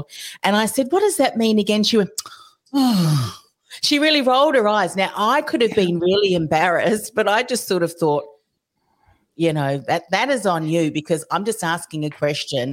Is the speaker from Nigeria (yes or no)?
no; New Zealand; now in Australia; I'm originally from New Zealand